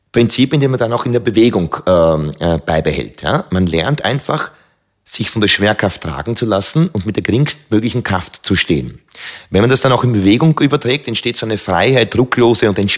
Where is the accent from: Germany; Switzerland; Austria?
Austria; Lower Austria; weil diese Auwälder meiner Heimat äh, gleichzeitig auch so ein Rückzug, ein Leo für mich waren. Denn äh, ich habe damals beschlossen, so, ich werde jetzt Kampfkünstler, ich werde ein Krieger, das wird mein Weg. Aber ähm, in den, im nördlichen Weinviertel hat das natürlich äh, nicht sehr großen Anklang gefunden.